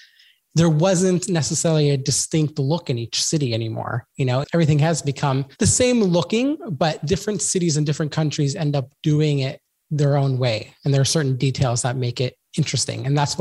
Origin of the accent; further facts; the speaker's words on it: Sydney, New South Wales, Australia; my hometown here in Sydney. When I started Sydney, it's a beach city.